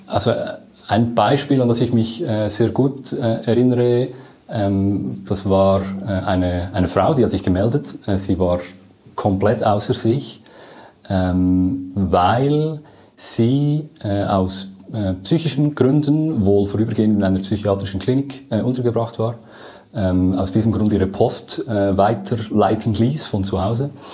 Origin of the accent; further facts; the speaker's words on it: Lucerne, Switzerland; man merkt schon, ich komme aus Luzern